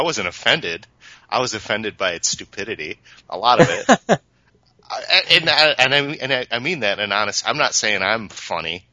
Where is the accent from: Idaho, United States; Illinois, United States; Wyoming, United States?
Illinois, United States; Peru; I'm from Peru